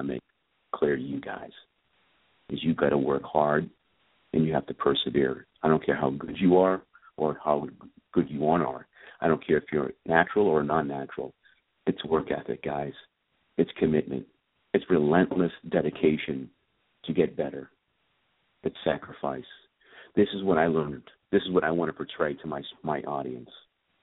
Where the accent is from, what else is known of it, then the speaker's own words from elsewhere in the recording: Andover, Massachusetts, United States; I grew up in Andover, Massachusetts